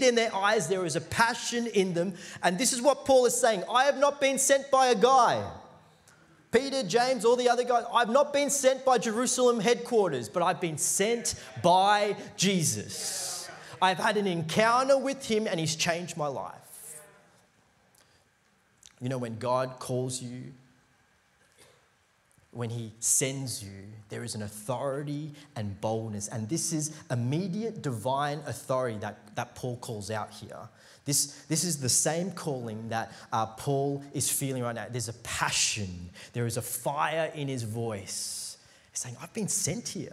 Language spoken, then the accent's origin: English; India; I'm Indian.